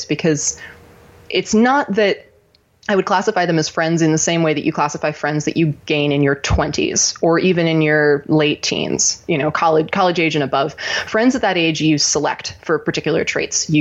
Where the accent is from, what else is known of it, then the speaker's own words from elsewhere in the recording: Ojai, California, United States; also born or lived in Los Angeles, California; I grew up in Ojai, California, which is a little town about 2 hours north